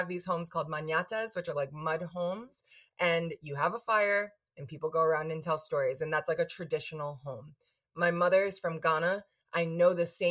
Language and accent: English; New York, United States; speaking as a New Yorker, as an American